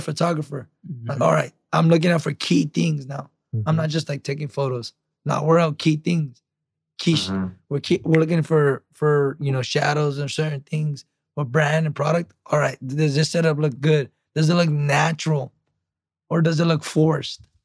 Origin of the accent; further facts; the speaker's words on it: San Jose, California, United States; I'm from San Jose, California. It's South Bay